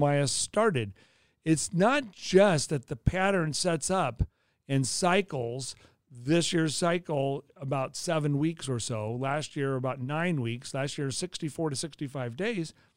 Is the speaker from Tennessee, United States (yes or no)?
no; Los Angeles, California, United States; now in Kansas City, United States; my hometown in Los Angeles